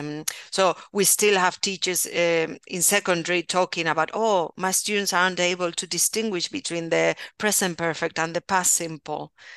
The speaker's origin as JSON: {"language": "English", "town": "Valencia", "region": "Valencian Community", "country": "Spain", "also_born_or_lived": "Rotherham, England", "second_language": "English", "said": "I'm from Valencia, so in the, eh, Valencian region"}